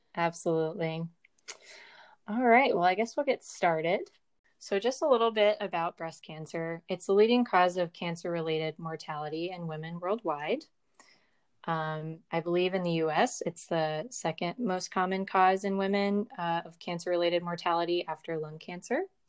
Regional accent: Virginia, United States; moved away as an adult; I grew up in Virginia

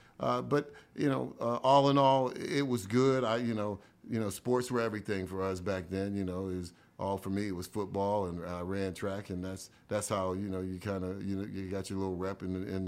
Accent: East Liverpool, Ohio, United States; Small town, very humble beginnings. You know, I lived basically with a lot of my family

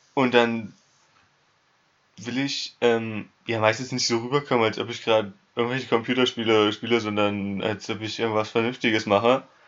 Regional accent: Germany; moved away; ich bin Deutscher

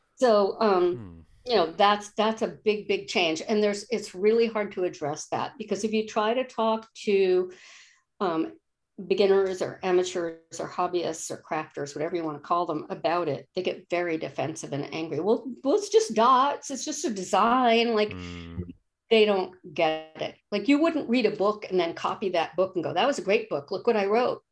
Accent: East Coast, United States; now in Olympia, United States; I'm from the East Coast, and when I would go back home once or twice a year

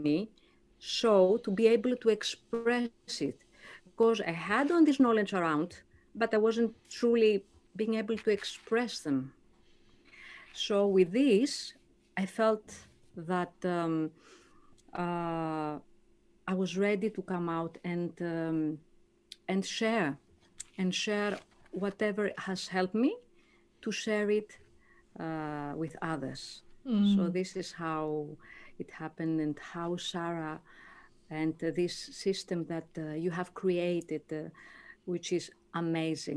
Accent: Greece; moved away as an adult; now in Gold Coast, Australia; I'm from Greece.

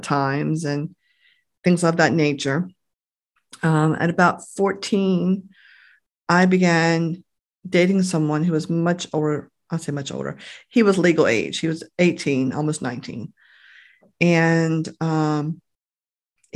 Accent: Grasonville, Maryland, United States; I grew up in Graysonville, I guess probably about a half hour or so from here

